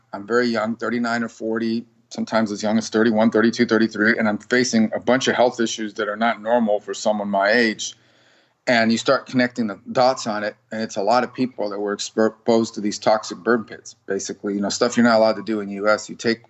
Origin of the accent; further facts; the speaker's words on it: Miami, Florida, United States; I was born in Miami. We lived in Miami. My dad was a bartender on Miami Beach.